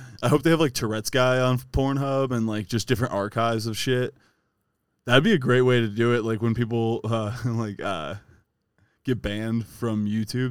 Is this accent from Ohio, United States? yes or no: yes; Ohio, United States; We're from Ohio